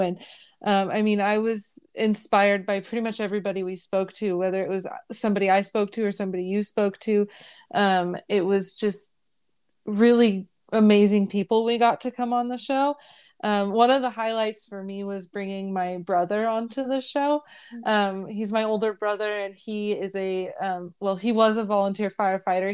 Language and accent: English; Bay Area, California, United States; now in Riverside County, United States; I grew up in the Bay Area